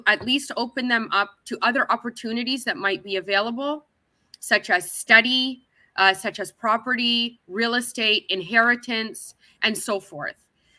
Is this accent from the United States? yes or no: no; Canada; moved away as an adult; now in Kuwait; I'm living in Canada. I was born and raised in Canada. Well, I'm currently living in Kuwait, but that's still another wealthy nation. So I don't have the same background that someone would have who is indigenous to the land.